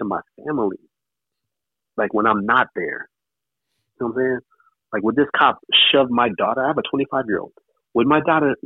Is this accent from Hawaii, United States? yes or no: yes; Hawaii, United States; moved away as an adult; now in Los Angeles, United States; I didn't take that mentality when I came from Hawaii